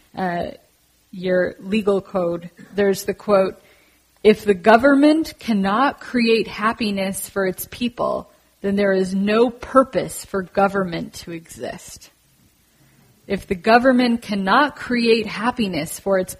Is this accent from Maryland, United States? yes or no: no; San Francisco, California, United States; I grew up in San Francisco